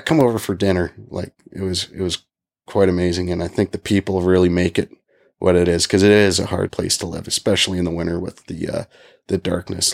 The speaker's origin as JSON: {"language": "English", "town": "Calgary", "region": "Alberta", "country": "Canada", "tie": "born or raised there", "moved": "yes", "lives_now": "Yellowknife, Canada", "said": "my hometown of Calgary"}